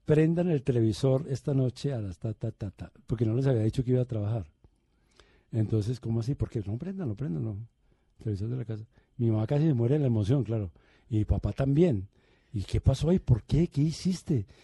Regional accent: Medellín, Antioquia, Colombia; also born or lived in Bogotá; yo hice la primaria en Bogotá. Mi primaria fue en Bogotá, pero mi bachillerato fue en Medellín

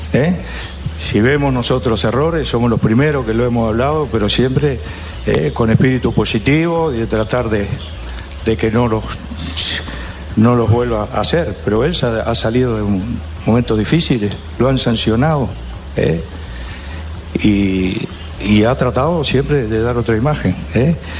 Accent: Uruguay; como uruguayos

